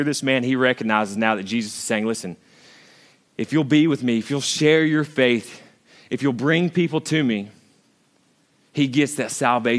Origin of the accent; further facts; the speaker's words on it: United States; I grew up in Hunter's Trail, literally just like 200 yards that way or 100 yards